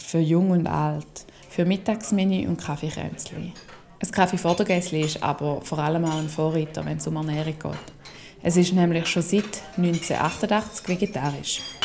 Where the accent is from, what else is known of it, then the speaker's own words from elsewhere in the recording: Schaffhausen, Switzerland; nach Schaffhausen. In die Stadt, wo ich aufgewachsen bin